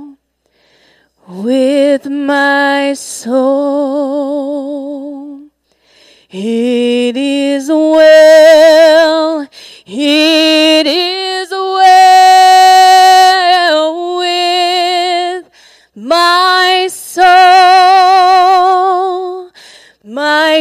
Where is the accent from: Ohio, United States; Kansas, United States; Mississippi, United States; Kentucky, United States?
Mississippi, United States; South; accent: South Mississippi; The accent is from South Mississippi.